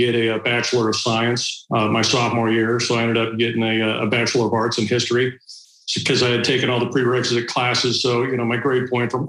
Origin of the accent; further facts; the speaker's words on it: Bellevue, Washington, United States; I grew up in Bellevue, Washington